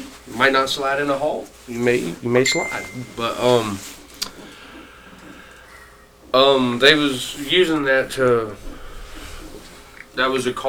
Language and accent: English; Marshall, Texas, United States; moved away; I am from Texas. Marshall, Texas. It is 12 hours away